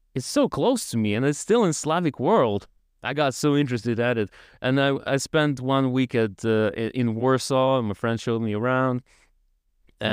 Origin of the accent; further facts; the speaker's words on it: Tiraspol, Transnistria, Moldova; first language Russian; English is a second language; moved away as an adult; now in Poland; from Tiraspol. I'm from Tiraspol